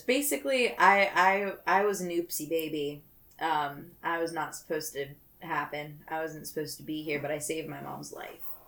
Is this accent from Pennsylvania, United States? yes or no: yes; Pittsburgh, Pennsylvania, United States; I grew up in Pittsburgh